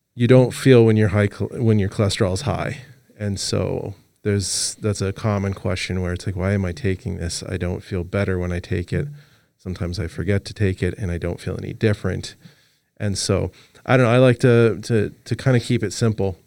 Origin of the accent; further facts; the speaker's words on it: Los Angeles, California, United States; moved away; also born or lived in Montana; I'm originally from Los Angeles